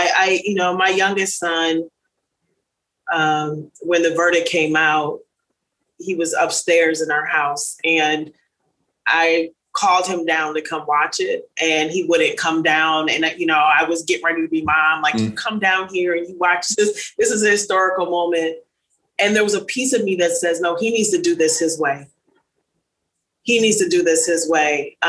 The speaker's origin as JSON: {"language": "English", "town": "Minneapolis", "region": "Minnesota", "country": "United States", "tie": "born or raised there", "said": "my hometown in Minneapolis"}